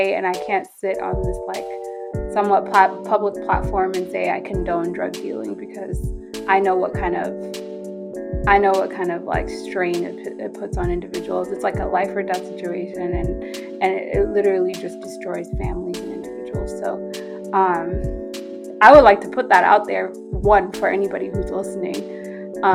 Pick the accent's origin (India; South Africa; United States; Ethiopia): Ethiopia; moved away; I'm from Ethiopia.